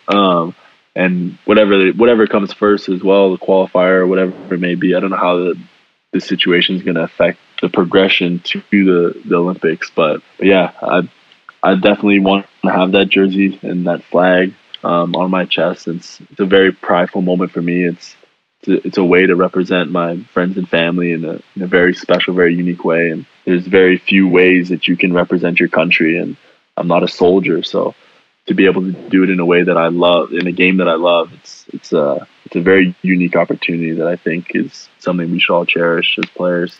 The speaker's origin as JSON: {"language": "English", "country": "Canada", "moved": "yes", "said": "I'm Canadian"}